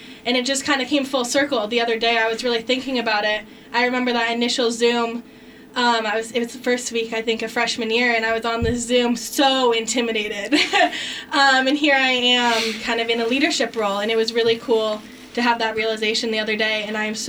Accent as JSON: {"language": "English", "region": "Arizona", "country": "United States", "moved": "as an adult", "lives_now": "Kansas, United States", "said": "I'm from Arizona"}